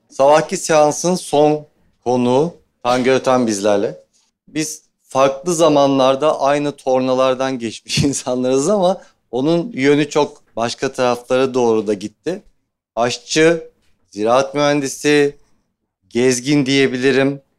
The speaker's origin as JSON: {"language": "Turkish", "town": "Nazilli", "region": "Aydın", "country": "Turkey", "tie": "born or raised there", "also_born_or_lived": "Germany", "accent": "Aydın dialect", "said": "ben aslen Nazilliyim. E, Almancıyım, gurbetçiyim. Gurbetçi bir ailenin çocuğuyum. Almanya'da doğdum aslında. Ana dilim Türkçe değil, ana dilim Aydın şivesi benim. Çünkü köyde büyüdüm ben."}